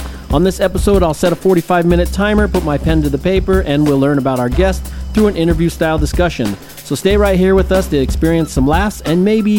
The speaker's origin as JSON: {"language": "English", "region": "Utah", "country": "United States", "said": "We're from Utah."}